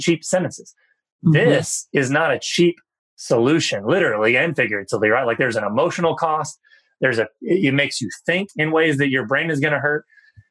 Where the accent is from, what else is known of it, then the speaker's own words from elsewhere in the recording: New Bern, North Carolina, United States; I grew up in a town of New Bern, North Carolina